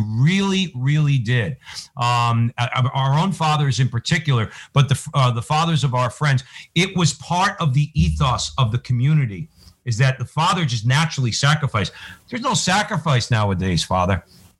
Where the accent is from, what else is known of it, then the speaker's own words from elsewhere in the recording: Newark, New Jersey, United States; growing up in Newark, New Jersey